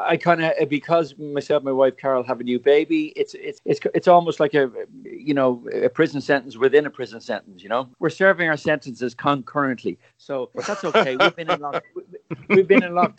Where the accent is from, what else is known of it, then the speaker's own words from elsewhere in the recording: Dublin, Leinster, Ireland; I'm from Dublin still, all these years